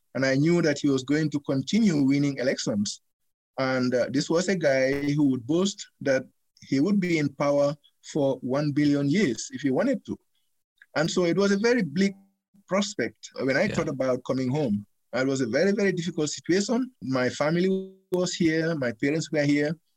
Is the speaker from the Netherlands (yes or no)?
no; Gambia; moved away as an adult; now in United States; They accused me of not being a Gambian. They went to my hometown and arrested my dad and my mom